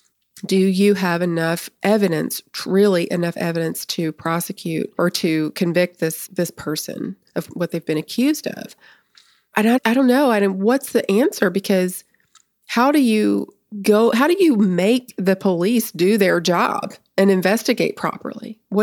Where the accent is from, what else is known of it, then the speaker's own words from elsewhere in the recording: Nashville, Tennessee, United States; because I grew up in the Nashville area.